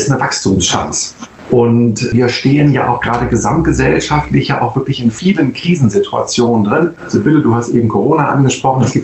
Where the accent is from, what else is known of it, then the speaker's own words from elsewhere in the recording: Northern Germany, Germany; zumindest als Norddeutscher, der ein bisschen erfahren ist auf dem Wasser